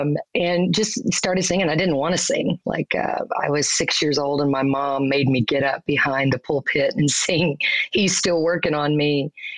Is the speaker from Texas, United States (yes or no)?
yes; Dallas, Texas, United States; also born or lived in Mississippi / Roanoke, Texas; I actually was born in Mississippi, but I was raised in Texas. I turned one in Roanoke, Texas.